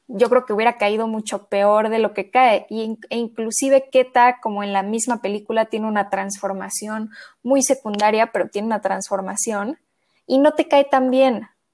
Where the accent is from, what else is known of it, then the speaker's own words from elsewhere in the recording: Mexico City, Mexico; yo soy de la Ciudad de México